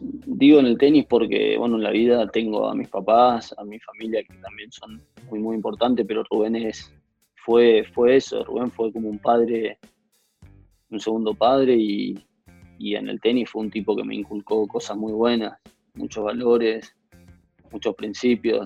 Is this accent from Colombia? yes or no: no; Corrientes, Argentina; somos los correntinos que jugamos al tenis